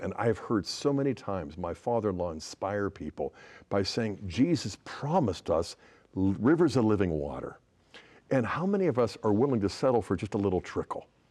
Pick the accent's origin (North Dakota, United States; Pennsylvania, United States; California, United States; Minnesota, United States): Pennsylvania, United States; Pittsburgh; I'm a fellow Pittsburgher. That was my hometown